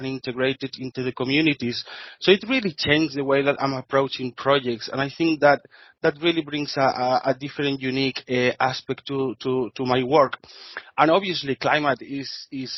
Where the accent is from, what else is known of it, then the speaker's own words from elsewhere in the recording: Spain; accent: Spanish; English is a second language; moved away as an adult; now in Brisbane, Australia; I'm Spanish, as you can say for my accent.